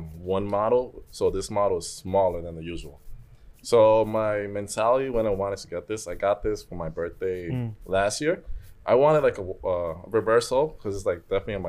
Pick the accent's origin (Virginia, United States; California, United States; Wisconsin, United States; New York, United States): New York, United States; New York City; I'm a lifelong New Yorker